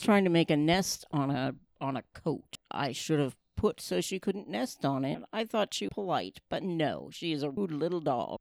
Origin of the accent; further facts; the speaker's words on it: near Ashland, Oregon, United States; the town I grew up in is near Ashland